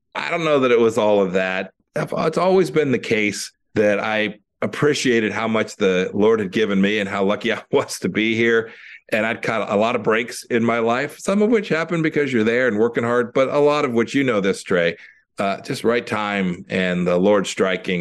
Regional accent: Santa Ana, California, United States; I grew up in Santa Ana, California, in Orange County

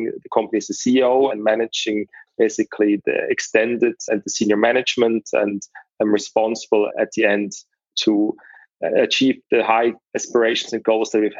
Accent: Zurich, Switzerland; also born or lived in United Kingdom; I was born and raised in Zurich

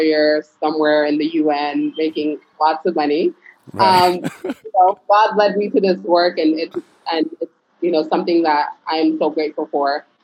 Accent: Phoenix, Arizona, United States; born or raised there; first language Pular; English is a second language; moved away as an adult; also born or lived in Senegal; now in Dakar, Senegal

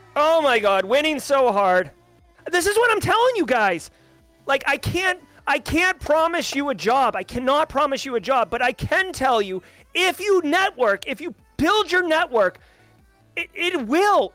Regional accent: United States; I'm an American and I love the United States

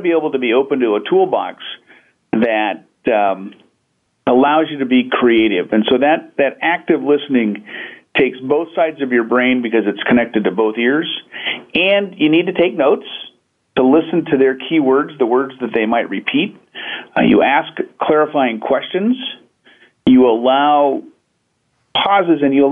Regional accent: Pacific Northwest, United States; I hail from the Pacific Northwest, where we're abundantly surrounded by great nature

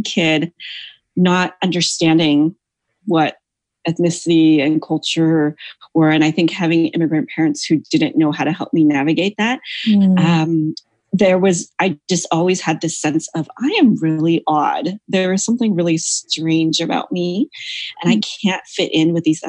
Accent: United States; moved away as an adult; also born or lived in mainland China / Hong Kong / Kenya; growing up in the US, I had always had this sense of, like, gosh, I'm so Asian

